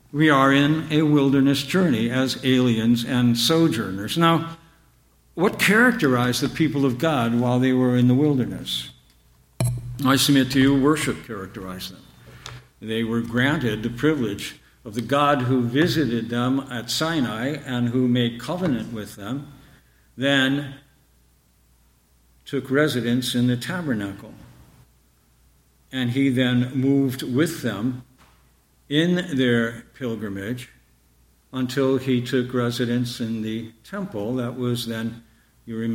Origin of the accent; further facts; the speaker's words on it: Canada; born there; my parents immigrated from Ireland. And I was born in Canada. And all of my youth, I was very much aware that my parents were aliens and strangers